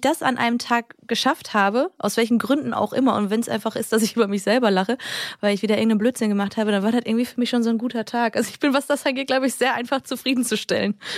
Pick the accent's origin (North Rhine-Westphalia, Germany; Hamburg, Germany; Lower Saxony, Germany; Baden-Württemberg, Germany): North Rhine-Westphalia, Germany; Düsseldorf; Ich komme ja eigentlich aus Düsseldorf